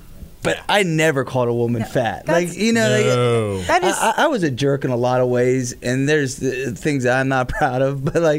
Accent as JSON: {"language": "English", "town": "Tampa", "region": "Florida", "country": "United States", "tie": "born or raised there", "said": "I've been to many growing up in Tampa country bars."}